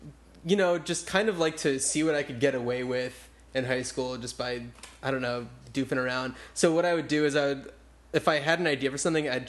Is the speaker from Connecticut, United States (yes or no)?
no; New Jersey, United States; And I grew up in New Jersey, so there were a few months, the winter time, as some call it, where it was the courtyard was like filled with snow and everything